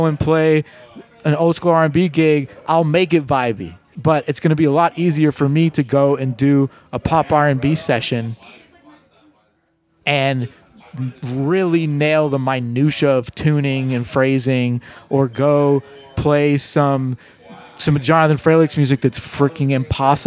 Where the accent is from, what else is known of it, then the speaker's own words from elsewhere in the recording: Pittsburgh, Pennsylvania, United States; moved away as an adult; now in New Orleans, United States; I grew up in Squirrel Hill in Pittsburgh. It was a Jewish enclave.